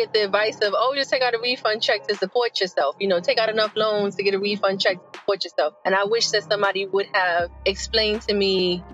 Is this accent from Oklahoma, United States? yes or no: no; New York City, New York, United States; moved away as an adult; also born or lived in North Carolina / Washington, D.C.; I am originally from the Bronx, New York